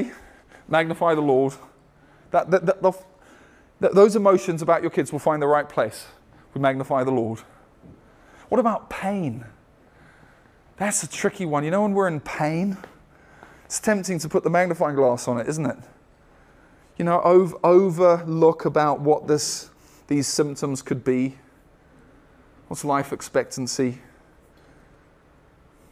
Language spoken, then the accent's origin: English; United States; as American Christians